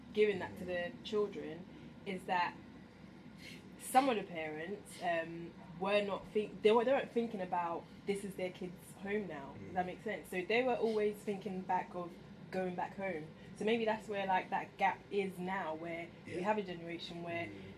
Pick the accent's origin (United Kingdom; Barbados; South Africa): United Kingdom; Kent, South East England; moved away as an adult; also born or lived in Africa; now in London, United Kingdom; I grew up in Kent